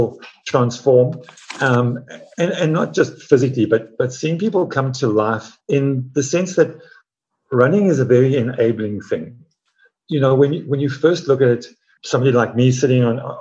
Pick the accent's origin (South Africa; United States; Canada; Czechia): South Africa; I grew up in Africa, running in the veld, barefoot